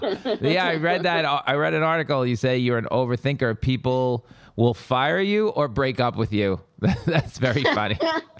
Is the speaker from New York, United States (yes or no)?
yes; Long Island, New York, United States; accent: Long Island; where are you from? Like, Long Island.